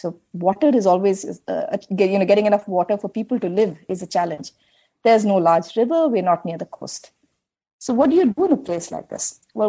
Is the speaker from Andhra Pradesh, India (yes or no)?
no; Bengaluru, Karnataka, India; I'm from Bangalore. I'm from the city. This is where I grew up and this is home.